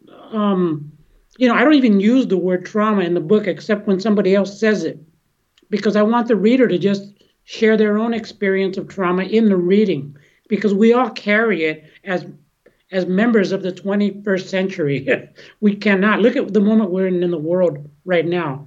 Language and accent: English; San Francisco, California, United States; I grew up here in San Francisco